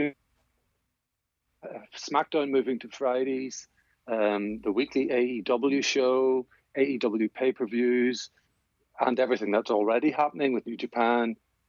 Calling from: Northern Ireland, United Kingdom; Yeah, just not too far from Belfast.

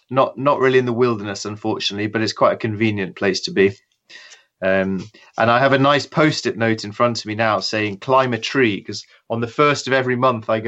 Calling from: England, United Kingdom; Uh, I'm in a little shed in my garden um, where I work. It's just just outside London.

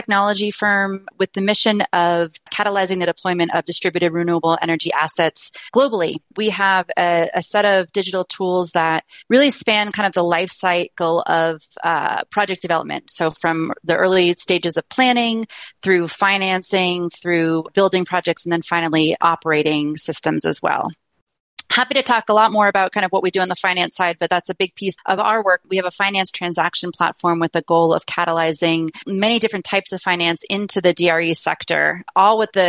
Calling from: Colorado, United States; I'm joining from Colorado, so not too far away from most of the folks listening in today.

